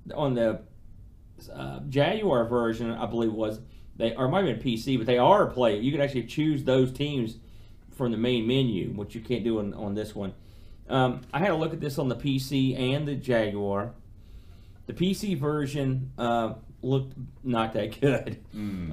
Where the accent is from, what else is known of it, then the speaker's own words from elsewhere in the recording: United States; I'm an American